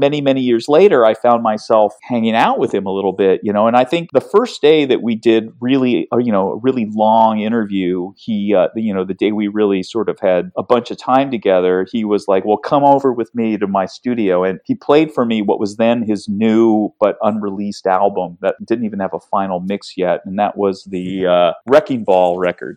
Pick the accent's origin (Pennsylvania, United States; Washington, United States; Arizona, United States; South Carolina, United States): Washington, United States; Seattle; I grew up in Seattle